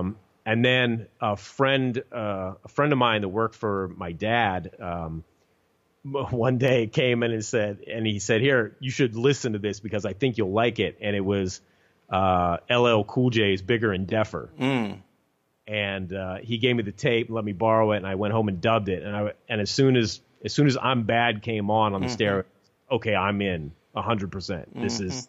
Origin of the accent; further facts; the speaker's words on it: Pittsburgh, Pennsylvania, United States; I grew up primarily around Pittsburgh, Pennsylvania, and which is, I still live out here today.